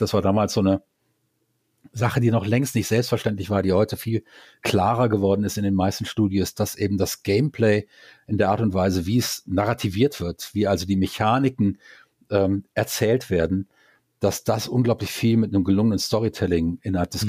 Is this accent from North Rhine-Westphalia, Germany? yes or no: yes; Düsseldorf, North Rhine-Westphalia, Germany; moved away as an adult; now in Karlsruhe, Germany; Düsseldorf ist eigentlich meine Heimatstadt